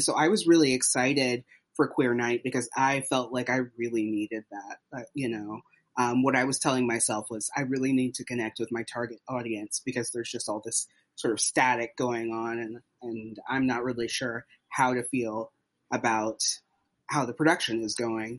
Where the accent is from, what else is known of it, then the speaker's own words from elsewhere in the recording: Southern United States, United States; also born or lived in Tennessee / Texas; now in Brooklyn, United States; I say south of the Mason-Dixon line. I grew up in Tennessee and Texas, um, but I live in Brooklyn now